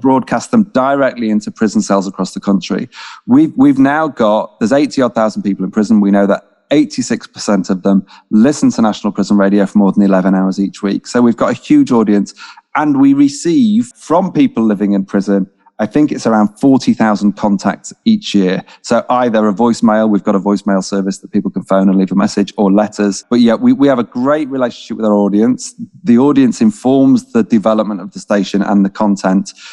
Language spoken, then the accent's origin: English; Manchester, North West England, United Kingdom; moved away; also born or lived in London; I am from Manchester. My parents are working class folks from Manchester